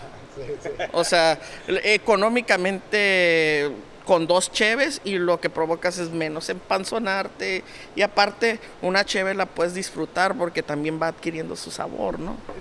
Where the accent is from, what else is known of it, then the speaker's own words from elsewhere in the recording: Mexico; Todos somos mexicanos